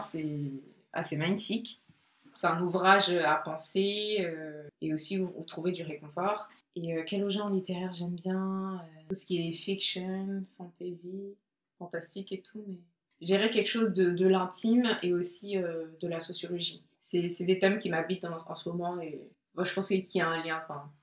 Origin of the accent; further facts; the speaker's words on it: Côte d’Ivoire; je suis née euh, en Côte d'Ivoire, j'ai grandi en Côte d'Ivoire